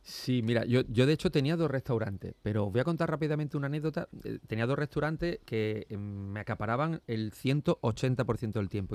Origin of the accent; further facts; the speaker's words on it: Seville, Andalusia, Spain; also born or lived in Málaga; yo nací en Sevilla, pero mis abuelos vivían aquí